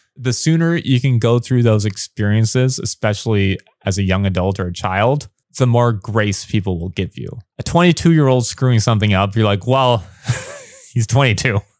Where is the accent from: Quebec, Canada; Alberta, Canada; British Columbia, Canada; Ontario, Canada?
Ontario, Canada; Windsor; first language English; moved away as an adult; also born or lived in Los Angeles, United States; now in Taiwan; I've been on T V a little bit in my hometown